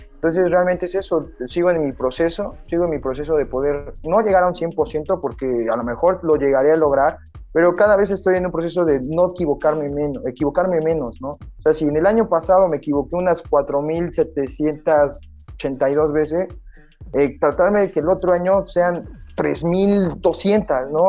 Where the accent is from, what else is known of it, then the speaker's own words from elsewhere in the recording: Mexico; also born or lived in Playa del Carmen; soy mexicano, estoy bajito